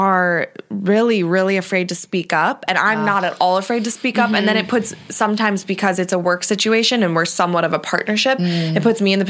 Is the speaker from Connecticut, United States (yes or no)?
no; Ohio, United States